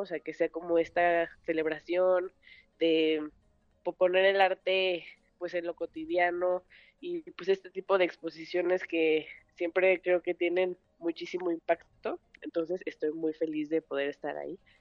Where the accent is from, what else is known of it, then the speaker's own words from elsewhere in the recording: Mexico City, Mexico; Yo nací aquí en la Ciudad de México, soy la más grande de tres hermanos